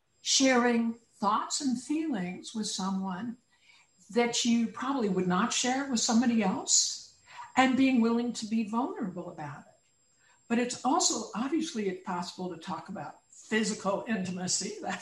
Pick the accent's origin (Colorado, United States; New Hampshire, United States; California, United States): California, United States; Now, as a Californian, and I hope other people elsewhere as well, love avocados.